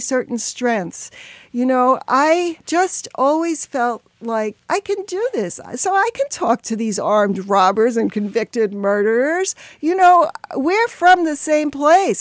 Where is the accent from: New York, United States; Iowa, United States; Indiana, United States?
New York, United States; New York City; I grew up in the Bronx